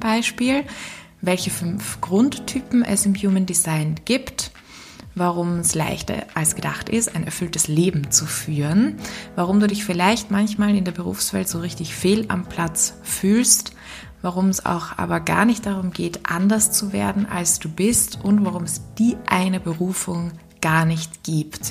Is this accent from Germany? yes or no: no; Austria; accent: Austrian; meinen österreichischen Akzent